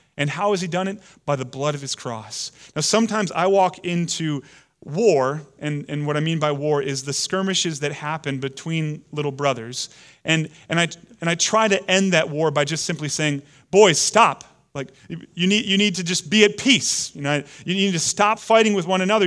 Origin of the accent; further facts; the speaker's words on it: United States; we Americans have historically been against the, the reign and rule of, of kings and queens over us, it's kind of part of our D N